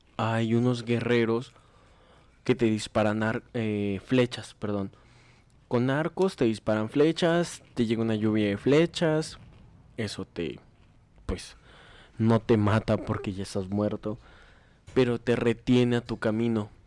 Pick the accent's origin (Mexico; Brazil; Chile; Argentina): Mexico; como somos mexicanos